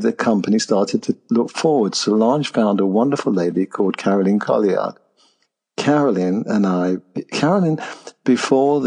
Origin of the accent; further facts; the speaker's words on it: Nottingham, East Midlands, United Kingdom; I was born in Nottingham, by the way. And I opened a health club there